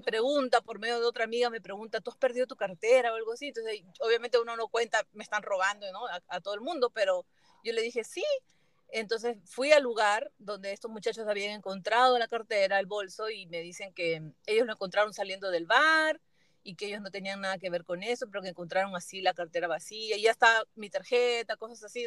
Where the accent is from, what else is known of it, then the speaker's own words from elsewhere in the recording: Peru; moved away; en mi país, en Perú